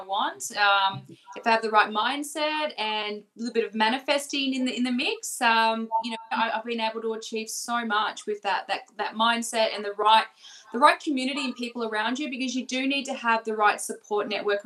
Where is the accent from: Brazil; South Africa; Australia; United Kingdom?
Australia; Melbourne, Victoria; We're from Melbourne